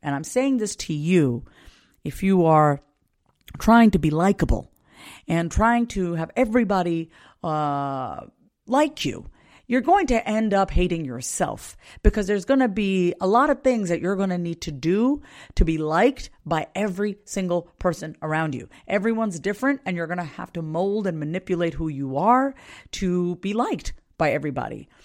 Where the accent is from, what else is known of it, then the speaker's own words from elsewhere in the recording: Long Island, New York, United States; I was born in nineteen eighty-two on Long Island, New York